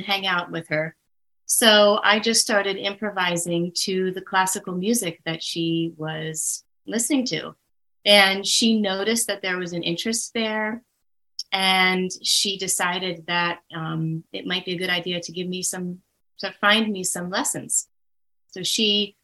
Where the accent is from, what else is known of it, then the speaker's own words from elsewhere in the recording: Baltimore, Maryland, United States; born and raised in Baltimore, Maryland.